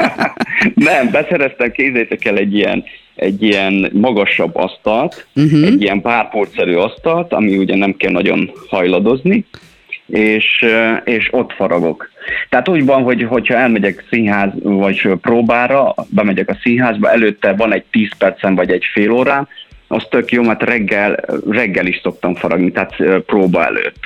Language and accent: Hungarian; Transylvania, Székely Land, Romania; én Erdélyből származom, Székelyföldről, és még 1993-ban, így jó év napján, még pici voltam, és akkor a nagybátyám ugye fafaragással foglalkozott